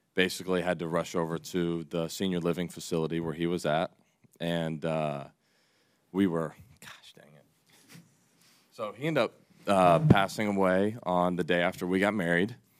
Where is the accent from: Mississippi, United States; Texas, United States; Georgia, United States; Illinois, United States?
Georgia, United States; Atlanta; moved away as an adult; I left my hometown team